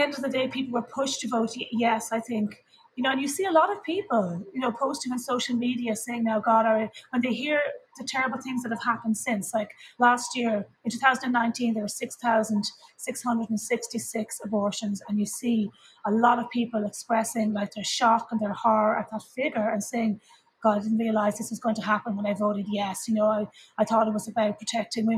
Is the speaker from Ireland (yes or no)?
yes; Ireland; as an Irish person